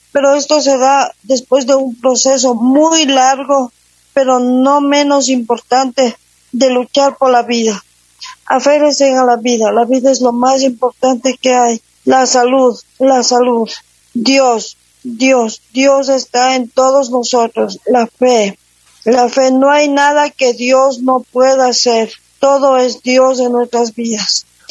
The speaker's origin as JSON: {"language": "Spanish", "town": "Guaranda", "region": "Bolívar", "country": "Ecuador", "also_born_or_lived": "Quito, Ecuador", "moved": "yes", "said": "Yo soy guarandeña, yo me fui a la ciudad de Quito, viví en Quito 23 años"}